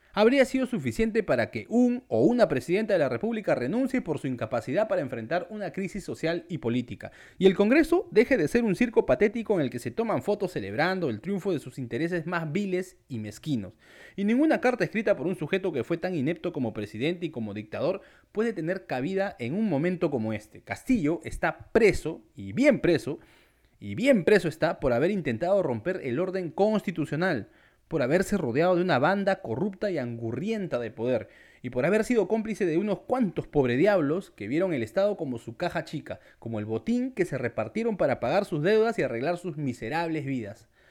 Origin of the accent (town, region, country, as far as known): Peru